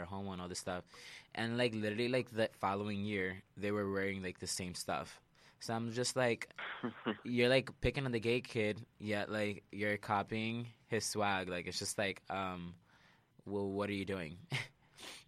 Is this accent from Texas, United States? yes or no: no; New York City, New York, United States; where I grew up at, not that it's, like, ghetto because I'm from Sunset Park, Brooklyn